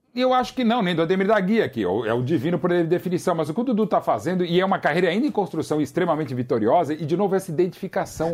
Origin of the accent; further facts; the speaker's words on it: São Paulo, Brazil; um amigo de família lá do Ipiranga, foi a casa onde eu cresci